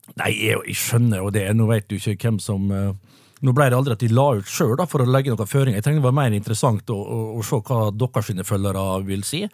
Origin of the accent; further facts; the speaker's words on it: Vestnes, Møre og Romsdal, Norway; Jeg kommer jo fra nabokommunen Vestnes